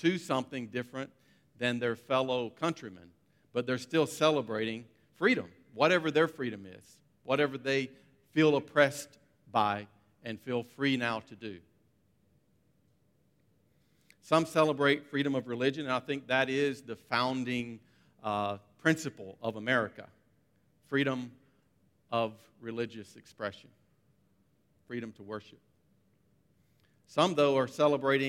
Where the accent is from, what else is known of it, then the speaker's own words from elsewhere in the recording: United States; moved away as an adult; now in Abu Dhabi, United Arab Emirates; I'm from the United States